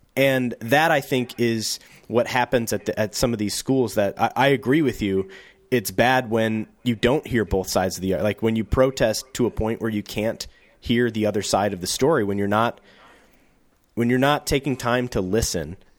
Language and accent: English; St. Louis, Missouri, United States; I'm from Saint Louis, which is, in terms of big cities, a small, big city. And I grew up outside of the city in, in, in the county that surrounds it